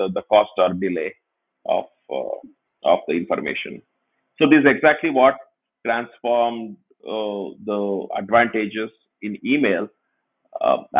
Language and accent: English; Tumkur, Karnataka, India; This was just in my hometown. I mean, my hometown actually have a lot of engineering colleges, but there are not really many software companies